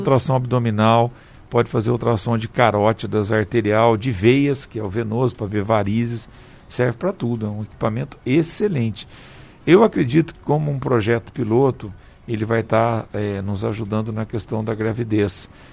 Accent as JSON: {"language": "Portuguese", "town": "Paraibuna", "region": "São Paulo", "country": "Brazil", "moved": "yes", "said": "eu atendo toda sexta em Paraibuna. Manhã é dia de eu ir lá para minha terrinha."}